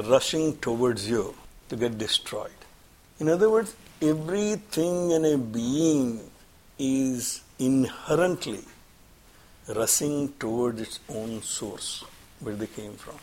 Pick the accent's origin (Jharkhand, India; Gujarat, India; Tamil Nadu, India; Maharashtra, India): Gujarat, India; Surat; moved away; I'm from Gujarat, obviously. Well, we're in Gujarat, I'm Surat